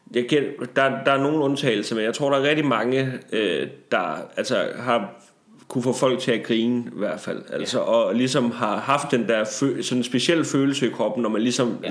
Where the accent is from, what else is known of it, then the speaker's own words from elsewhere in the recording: Tarm, Central Denmark Region, Denmark; jeg kommer jo fra Tarm 68-80, som er så lidt mere et rough neighborhood